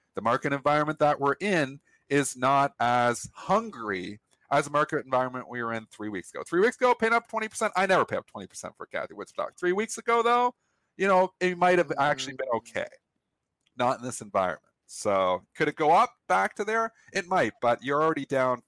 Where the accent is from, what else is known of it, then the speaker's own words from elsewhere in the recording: Canada; I'm Canadian